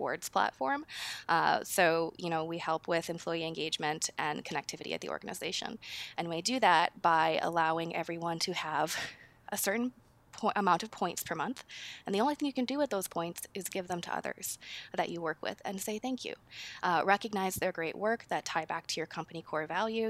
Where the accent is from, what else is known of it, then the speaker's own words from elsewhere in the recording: Minnesota, United States; moved away as an adult; now in Seattle, United States; I'm from Minnesota, and I moved out to Seattle about 10 years ago, but maybe you'll hear that accent pull through it all.